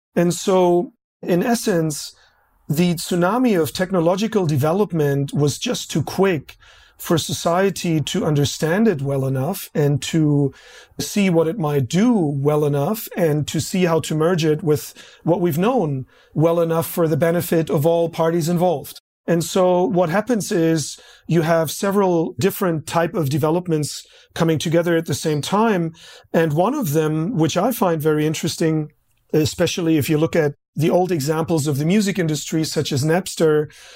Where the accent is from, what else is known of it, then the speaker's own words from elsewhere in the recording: Berlin, Germany; moved away as an adult; now in Australia; I grew up in East Germany and the communist side